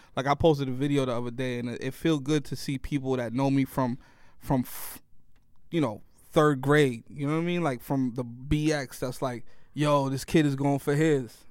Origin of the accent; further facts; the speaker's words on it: New York City, New York, United States; also born or lived in Worcester, Massachusetts; being from New York